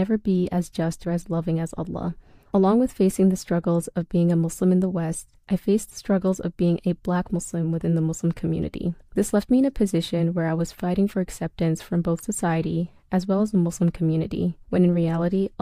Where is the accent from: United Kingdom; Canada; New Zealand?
Canada; also born or lived in Ethiopia; I was born in Ethiopia, but spent my entire life in Canada